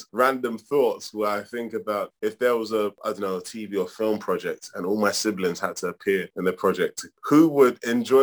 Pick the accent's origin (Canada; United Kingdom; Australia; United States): United Kingdom; Mom and dad, Nigerians, flew from Nigeria to the UK in the 70s with next to nothing